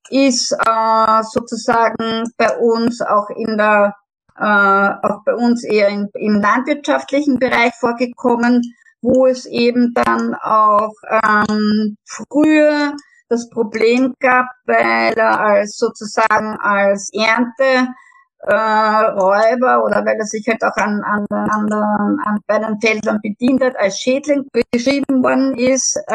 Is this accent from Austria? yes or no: yes; Vienna, Austria; bei uns in Wien